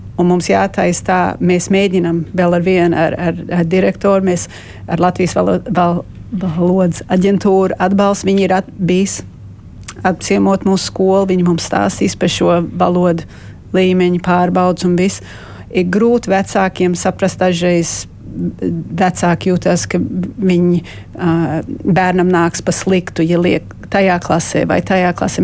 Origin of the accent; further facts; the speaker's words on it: Melbourne, Victoria, Australia; moved away as an adult; now in Riga, Latvia; Mums ir Melbournes, mums ir Latviešu skola, un tā skola ir pār 70 gadu tagad stāvējis. Mana mamma tur gāja, es tur gāju.